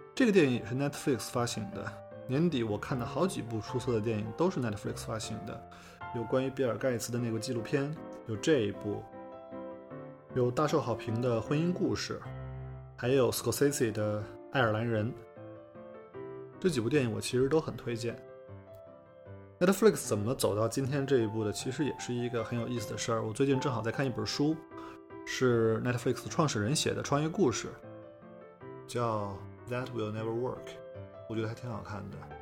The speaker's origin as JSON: {"language": "Chinese", "country": "China", "said": "我们中国人"}